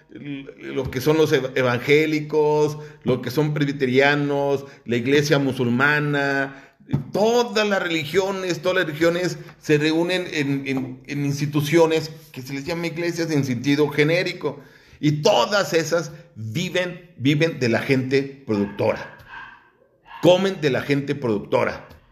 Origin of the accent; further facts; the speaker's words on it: Mexico; nuestra pendejez como mexicanos